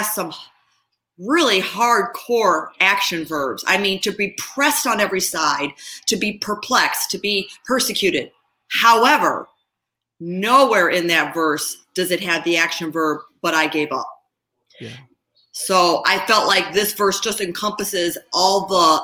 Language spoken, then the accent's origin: English; outside of Chicago, Illinois, United States; also born or lived in Ohio; I was born in Ohio, and I was raised outside of Chicago.